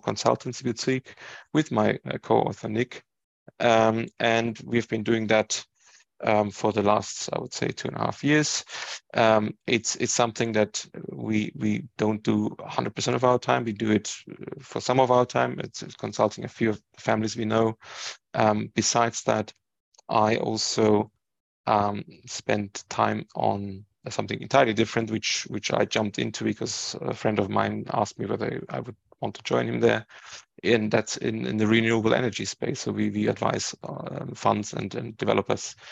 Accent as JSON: {"language": "English", "town": "Ingolstadt", "region": "Bavaria", "country": "Germany", "tie": "born or raised there", "moved": "as an adult", "lives_now": "United Kingdom", "said": "I was born and raised in Germany. My parents came to Germany to study and met there, and then they just stayed there. I grew up in a small Bavarian town. In Ingolstadt"}